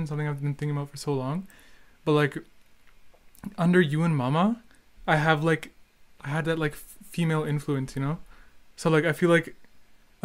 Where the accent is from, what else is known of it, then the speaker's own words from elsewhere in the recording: Edmonton, Alberta, Canada; we're from Edmonton